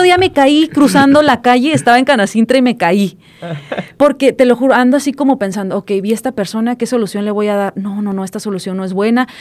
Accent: Puebla, Mexico; moved away; yo soy de Puebla, de un, de un pueblito de 30 mil mm. personas

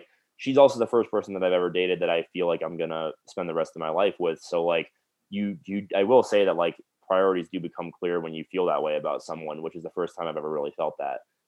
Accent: South Florida, United States; moved away; I'm from South Florida, so I do occasionally go home and see my family

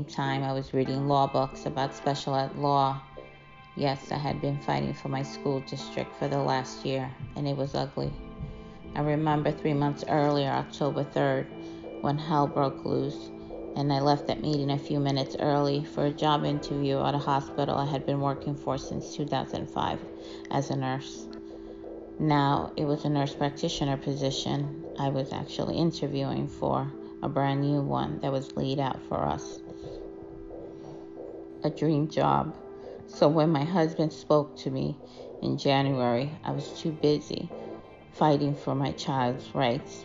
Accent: New York City, New York, United States; I grew up in Corona, Queens, since I came to this country at the age of 7.

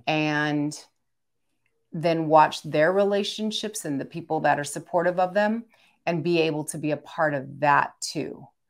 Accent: Philippines; I'm Filipino

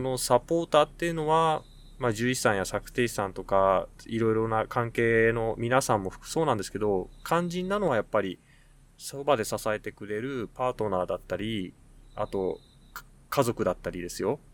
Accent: Tokyo, Japan; moved away as an adult; now in Nasushiobara, Japan; 私東京の出身なんですけど、東京の実家から

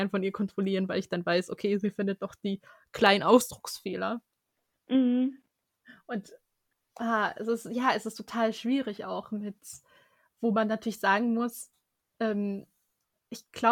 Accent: Germany; born there; ja, ich bin in Deutschland geboren

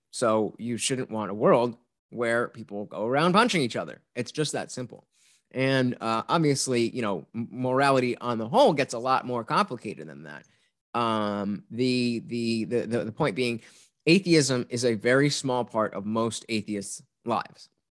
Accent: New Jersey, United States; growing up in Jersey without guns or hunting

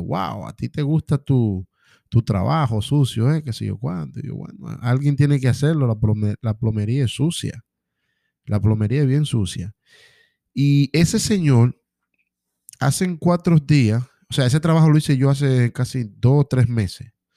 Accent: Dominican Republic; mi gente de República Dominicana

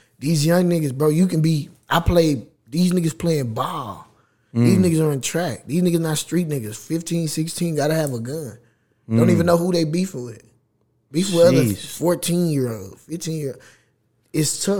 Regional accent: Waco, Texas, United States; I'm from Waco.

